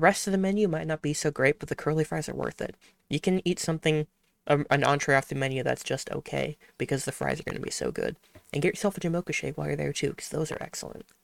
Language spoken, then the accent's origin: English; Midwest, United States; I am from the Midwest